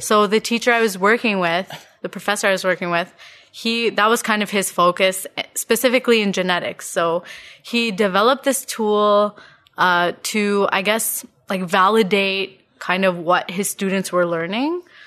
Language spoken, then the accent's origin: English; Ottawa, Ontario, Canada; born and raised in Ottawa.